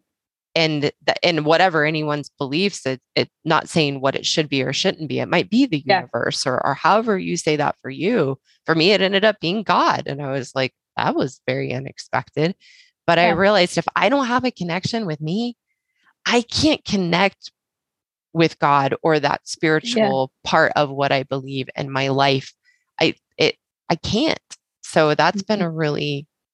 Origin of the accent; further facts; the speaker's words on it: the South, United States; I grew up in the South, and very much, you know, it's coined the Bible Belt